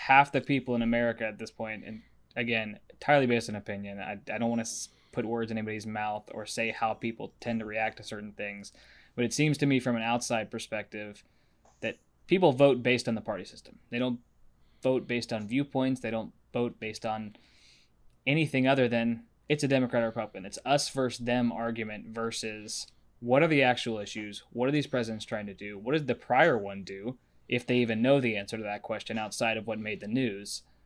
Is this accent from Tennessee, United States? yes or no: yes; Nashville, Tennessee, United States; moved away; I'm actually from Nashville.